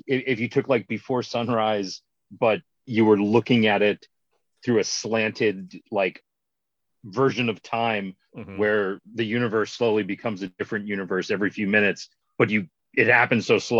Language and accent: English; Maryland, United States; I'm from Maryland